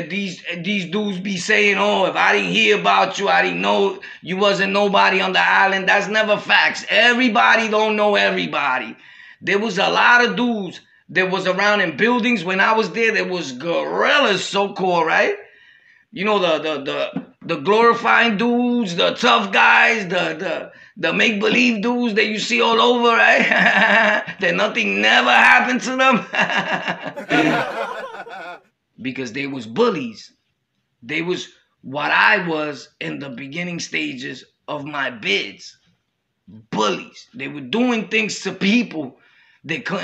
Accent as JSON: {"language": "English", "town": "New York City", "region": "New York", "country": "United States", "said": "I was from Brooklyn"}